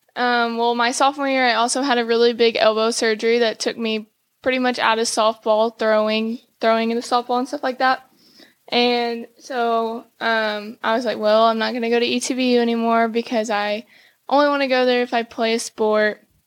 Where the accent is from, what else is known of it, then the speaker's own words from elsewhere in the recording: Cuero, Texas, United States; also born or lived in Plano, Texas; I was born in Plano, Texas, but I grew up in Cuero, Texas, small town, South Texas.